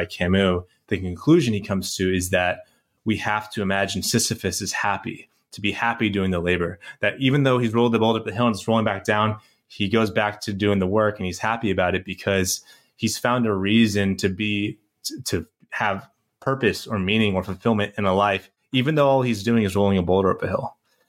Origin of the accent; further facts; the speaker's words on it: San Francisco, California, United States; I'm from San Francisco, so and I know Sky's up in Seattle, so it's part of our uniform.